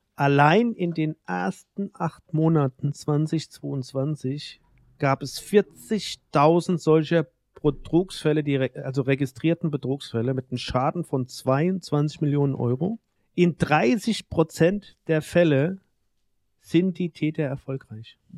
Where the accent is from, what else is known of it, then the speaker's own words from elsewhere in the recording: Mainz, Rhineland-Palatinate, Germany; bei uns in Mainz im Rhein